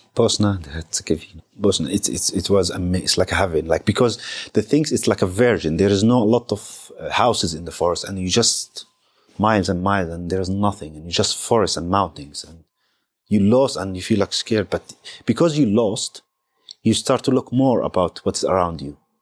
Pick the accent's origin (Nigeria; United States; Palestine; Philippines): Palestine; I'm Palestinian